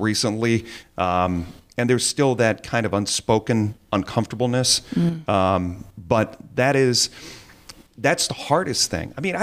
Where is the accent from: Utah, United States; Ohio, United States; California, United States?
Ohio, United States; Sylvania; now in Perrysburg, United States; I grew up in Sylvania